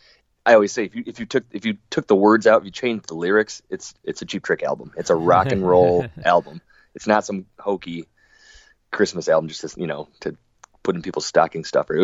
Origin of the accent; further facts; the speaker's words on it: Rockford, Illinois, United States; also born or lived in Los Angeles / Nashville; I grew up in Rockford, Illinois